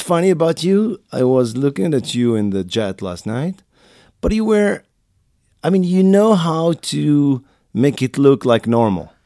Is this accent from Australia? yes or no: no; Morocco; English is a second language; also born or lived in France; now in New York City, United States; I was born and raised in Morocco